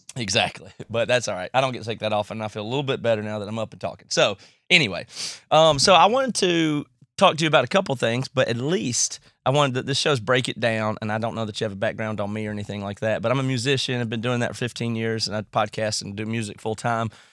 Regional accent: United States; accent: redneck; now in Seattle, United States

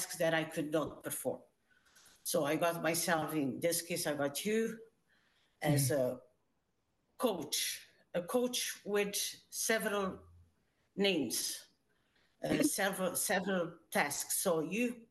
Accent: Portugal; moved away as an adult; now in Canada; I immigrated from Portugal when I was 19, so a long time ago

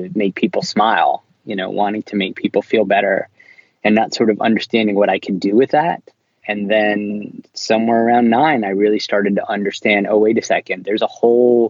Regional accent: Philadelphia, Pennsylvania, United States; now in New York, United States; I was born in Philadelphia and I live in New York

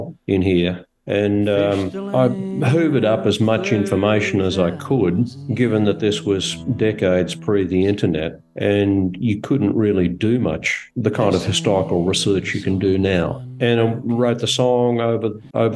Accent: North Queensland, Australia; I was born in North Queensland

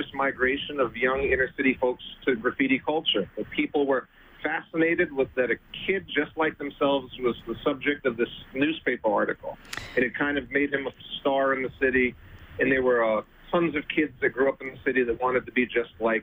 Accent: New York City, New York, United States; many New York youths growing up in New York City before me

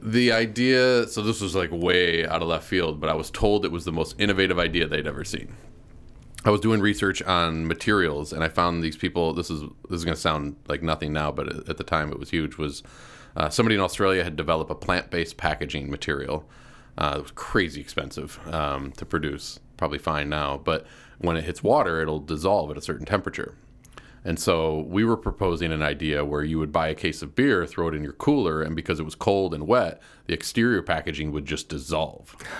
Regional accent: Pennsylvania, United States; I grew up in in Pennsylvania, right along the New York border, just south of the Finger Lakes.

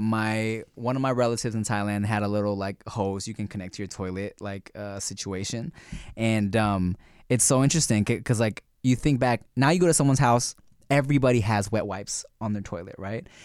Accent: United States; accent: American; I have an American accent when I speak Thai.

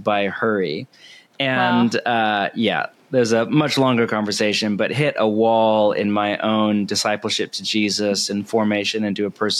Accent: California, United States; moved away as an adult; also born or lived in Portland, Oregon; I am from the West Coast, born and raised in California

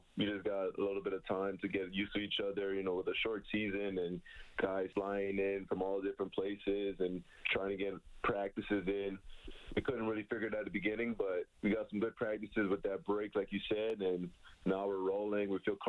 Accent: Toronto, Ontario, Canada; I grew up in Scarborough

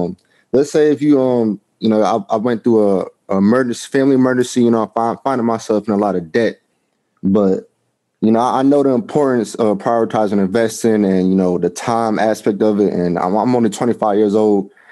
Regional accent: Middletown, Connecticut, United States; also born or lived in Hartford, Connecticut; I was born in Hartford, raised in Middletown, Connecticut.

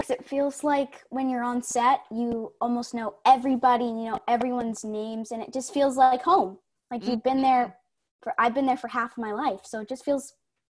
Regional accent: Vancouver, British Columbia, Canada; I was born in Vancouver, but then we moved to a little town outside of Vancouver. So I'm technically in Vancouver, but not really.

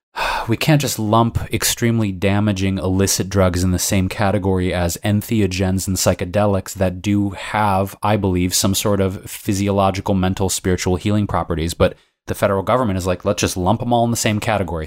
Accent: Detroit, Michigan, United States; now in Los Angeles, United States; Detroit, my hometown, Michigan

